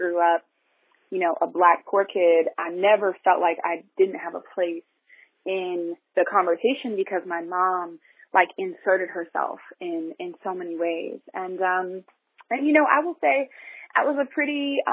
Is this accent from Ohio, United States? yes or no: yes; Columbus, Ohio, United States; We grew up in a really working poor community in Columbus